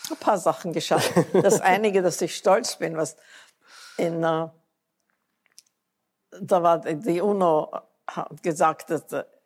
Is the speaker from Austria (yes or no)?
no; United States; Ich bin Amerikanerin, nichts kann mir passieren.